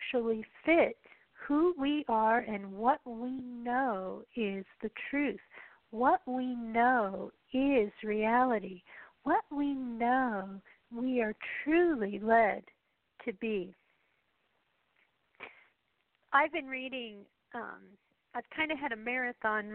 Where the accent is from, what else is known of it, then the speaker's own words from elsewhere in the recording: United States; as an American